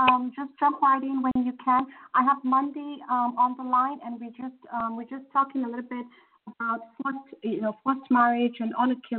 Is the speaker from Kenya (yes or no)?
yes; Kenya; moved away; I'm originally from Kenya